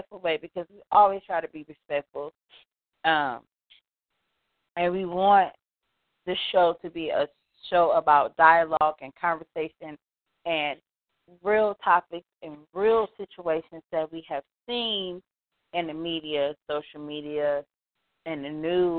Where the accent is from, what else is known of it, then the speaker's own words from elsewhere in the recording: Detroit, Michigan, United States; I was born and raised in Detroit, Michigan